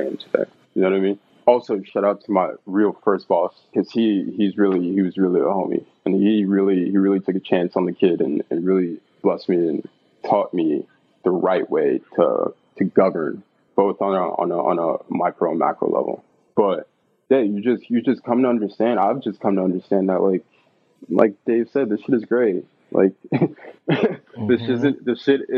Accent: New York City, New York, United States; I grew up in East New York

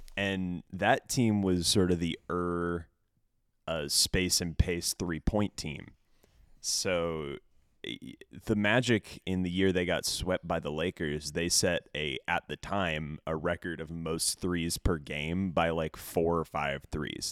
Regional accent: Orlando, Florida, United States; also born or lived in Miami; I'm from Orlando. I grew up in Orlando, uh, and a little bit of time in, in Miami, but mostly Orlando

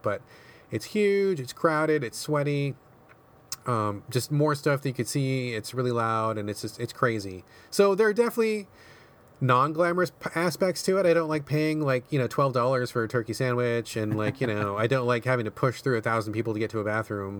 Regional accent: Seattle, Washington, United States; my hometown of Seattle

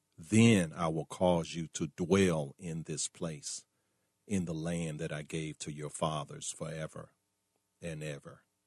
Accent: Richmond, Virginia, United States; My hometown of Richmond, Virginia

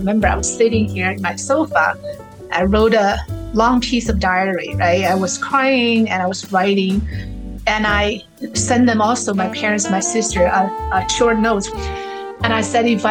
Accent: Chengdu, Sichuan, China; moved away as an adult; also born or lived in Uganda / Nigeria / England; now in United States; I grew up in China, the capital city of panda bears. I've always said Chengdu is where I grew up with.

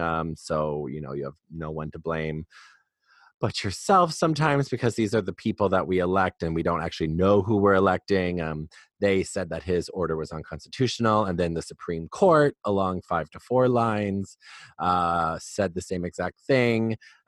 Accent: Wisconsin, United States; Yeah, so I'm from Wisconsin

